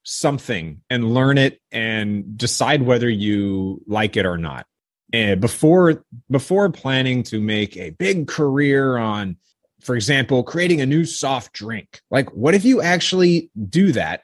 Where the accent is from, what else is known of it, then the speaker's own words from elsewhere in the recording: Northern California, United States; I grew up in Northern California